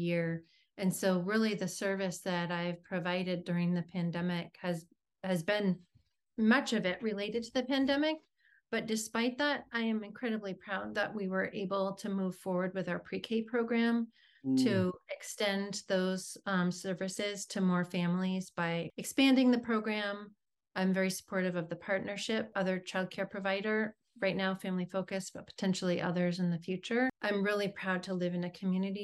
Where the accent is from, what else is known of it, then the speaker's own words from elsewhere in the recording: Southern Vermont, United States; now in Brunswick, United States; I'm a student of public schools myself from Southern Vermont in a very small community.